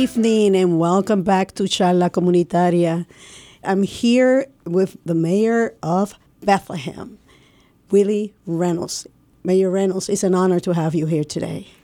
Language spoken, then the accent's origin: English; Puerto Rico; moved away; I'm from Puerto Rico